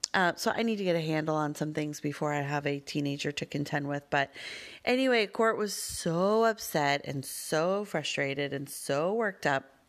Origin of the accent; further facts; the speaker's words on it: Denver, Colorado, United States; I grew up with them in Denver